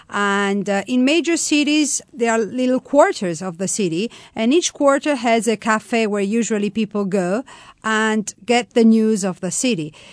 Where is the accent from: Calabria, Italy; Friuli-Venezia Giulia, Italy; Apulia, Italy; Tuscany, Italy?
Tuscany, Italy; Florence; English is a second language; I was born in Tuscany, in Florence